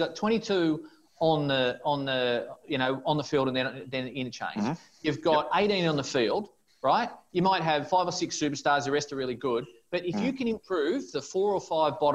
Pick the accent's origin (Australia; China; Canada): Australia; We're Australian